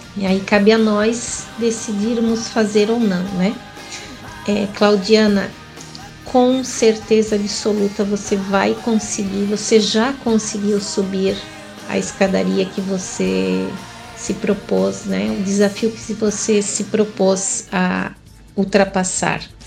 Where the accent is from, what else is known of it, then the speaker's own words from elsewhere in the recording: Joinville, Santa Catarina, Brazil; eu nasci aqui em Joinville